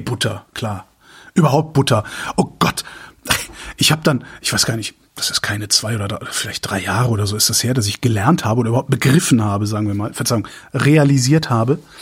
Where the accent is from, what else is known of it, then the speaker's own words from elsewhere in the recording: Erftstadt, North Rhine-Westphalia, Germany; also born or lived in Tempelhof, Berlin; now in Berlin, Germany; bei uns in Erftstadt, also wo, wo ich wo ich zur Schule gegangen bin